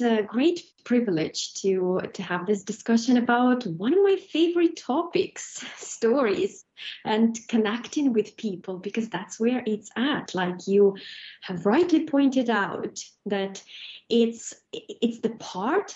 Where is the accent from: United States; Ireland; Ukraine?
Ukraine; now in United Kingdom; I was born in Ukraine in abject poverty.